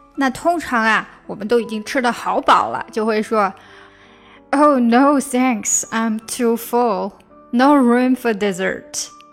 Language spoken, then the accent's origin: Chinese; China; 我们中国人有个习惯，就是吃完饭抢账单